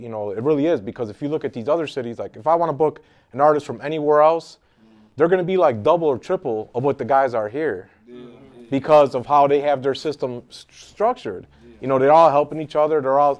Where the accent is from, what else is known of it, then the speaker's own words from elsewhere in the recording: Chicago, Illinois, United States; moved away as an adult; also born or lived in Minnesota; I grew up on the South Side. I lived by Marquette Park most of my life and by Fort City Mall growing up.